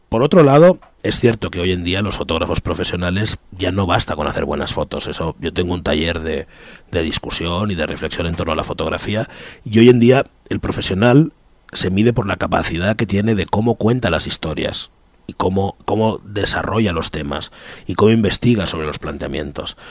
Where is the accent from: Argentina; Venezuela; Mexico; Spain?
Spain; yo soy español